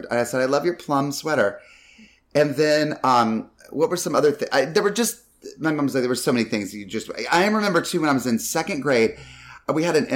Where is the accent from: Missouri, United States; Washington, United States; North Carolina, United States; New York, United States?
North Carolina, United States; I grew up mainly in North